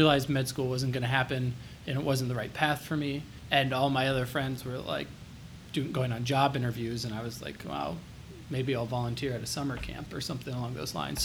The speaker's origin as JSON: {"language": "English", "town": "Dayton", "region": "Ohio", "country": "United States", "tie": "born or raised there", "said": "I grew up in Dayton, Kettering area."}